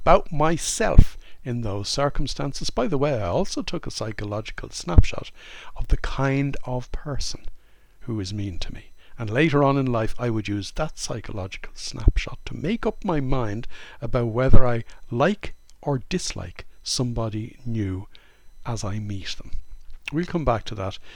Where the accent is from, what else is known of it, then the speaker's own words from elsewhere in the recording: Ireland; I grew up in Ireland in the late 1950s, the early 1960s.